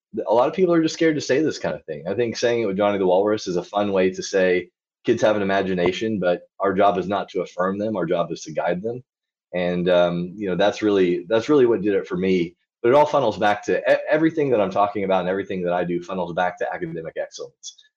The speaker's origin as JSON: {"language": "English", "region": "Arkansas", "country": "United States", "tie": "born or raised there", "also_born_or_lived": "Israel / Wyoming", "moved": "as an adult", "lives_now": "Fairbanks, United States", "said": "I grew up in Arkansas, small town of about twenty-five thousand people"}